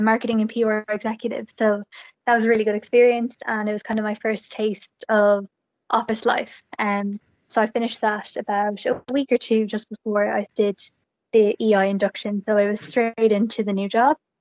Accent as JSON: {"language": "English", "town": "Galway", "region": "Connacht", "country": "Ireland", "said": "I am from Galway, and I went to I went to college in NUIG"}